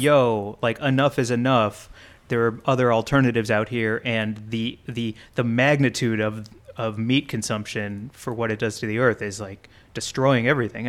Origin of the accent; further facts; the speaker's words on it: St. Louis, Missouri, United States; growing up in Saint Louis